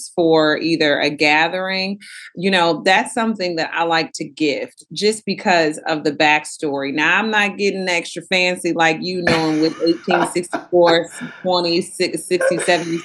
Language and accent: English; Houston, Texas, United States; moved away as an adult; I'm from Houston, Texas, but I've lived a little bit of everywhere